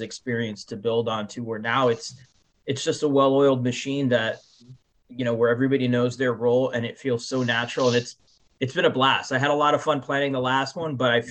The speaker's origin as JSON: {"language": "English", "town": "Miami", "region": "Florida", "country": "United States", "tie": "born or raised there", "said": "my home state, my hometown of Miami, Florida"}